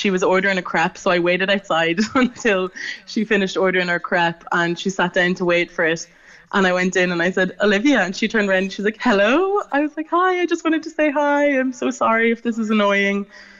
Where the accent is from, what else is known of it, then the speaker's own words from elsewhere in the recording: Dublin, Leinster, Ireland; I'm down from Dublin.